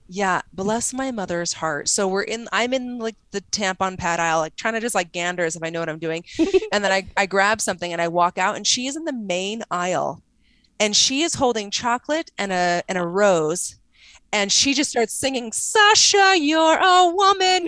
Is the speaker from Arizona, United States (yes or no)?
yes; Arizona, United States; also born or lived in Salt Lake City; I'm from Arizona